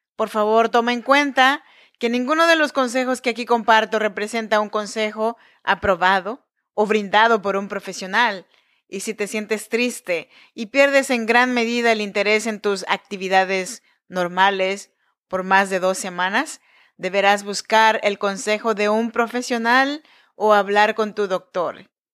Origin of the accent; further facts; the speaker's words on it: Chinantec region, Oaxaca, Mexico; moved away as an adult; now in Sacramento, United States; Yo soy nacida en Oaxaca, México, en la región chinanteca